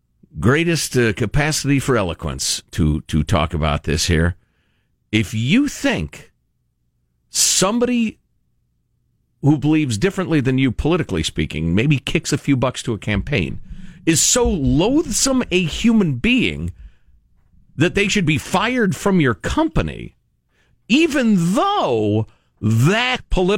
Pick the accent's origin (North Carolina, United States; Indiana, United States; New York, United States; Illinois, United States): Illinois, United States; Chicago; I grew up in Chicagoland, and you're either a Cubs fan or a Sox fan.